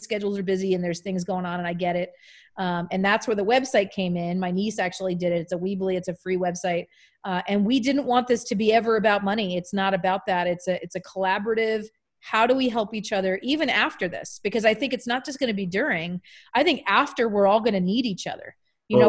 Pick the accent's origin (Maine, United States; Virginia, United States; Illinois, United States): Maine, United States; now in California, United States; I'm from Maine